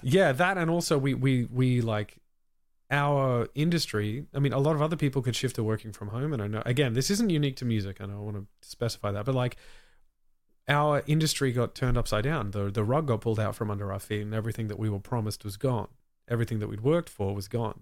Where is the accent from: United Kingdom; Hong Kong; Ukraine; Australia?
Australia; as an Australian